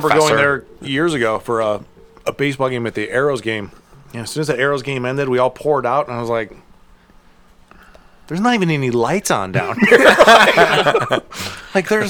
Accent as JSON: {"language": "English", "town": "Akron", "region": "Ohio", "country": "United States", "said": "I'm from Akron."}